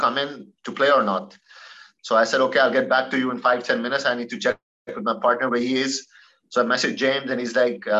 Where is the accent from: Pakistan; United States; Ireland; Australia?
Pakistan; being a Pakistani and a tennis player